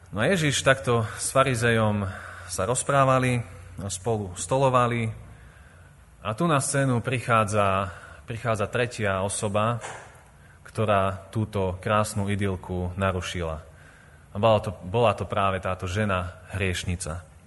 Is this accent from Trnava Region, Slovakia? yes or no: no; Revúca, Banská Bystrica Region, Slovakia; born or raised there; also born or lived in Vojvodina, Serbia